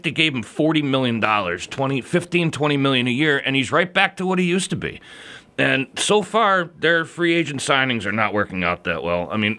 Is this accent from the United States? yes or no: yes; the South, United States; accent: southern; I should have a better southern accent because I'm from the South